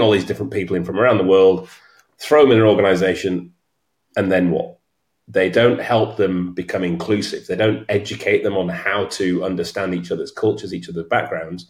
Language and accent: English; York, Yorkshire and the Humber, United Kingdom; I'm from York